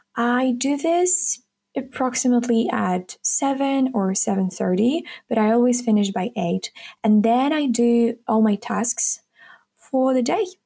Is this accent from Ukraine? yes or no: yes; Kharkiv, Kharkiv Oblast, Ukraine; English is a second language; I'm from Ukraine, Kharkiv. Currently, I'm a sophomore student at Economic University. I was born and raised here in Ukraine.